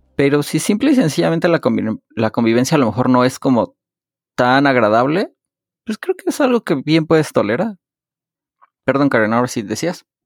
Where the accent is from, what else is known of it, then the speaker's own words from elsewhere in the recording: Mexico; nosotros como, como familias mexicanas